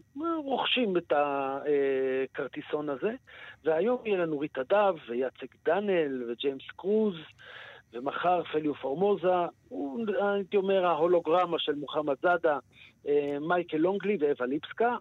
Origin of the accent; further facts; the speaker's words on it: Israel; אנחנו ישראלים